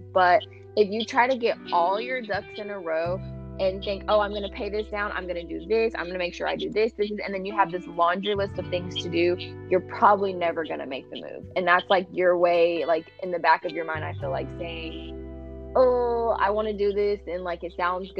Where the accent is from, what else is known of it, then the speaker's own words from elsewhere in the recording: Houston, Texas, United States; moved away as an adult; also born or lived in California; born and raised in Houston.